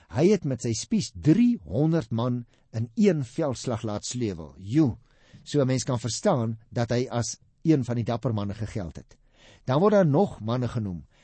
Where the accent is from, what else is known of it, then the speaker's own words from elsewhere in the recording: South Africa; as Afrikaners